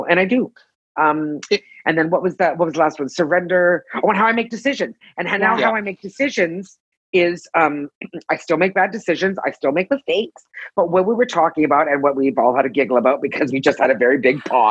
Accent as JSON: {"language": "English", "town": "Toronto", "region": "Ontario", "country": "Canada", "moved": "as an adult", "lives_now": "Los Angeles, United States", "said": "I'm from Canada. I'm from Toronto. So you're going to hear me say aboot a lot. And I moved"}